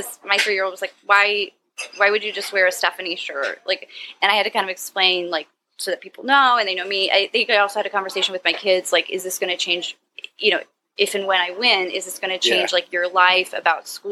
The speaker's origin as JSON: {"language": "English", "town": "Upper Arlington", "region": "Ohio", "country": "United States", "tie": "born or raised there", "lives_now": "Cleveland, United States", "said": "My hometown's called Upper Arlington, and it's a suburb by Columbus"}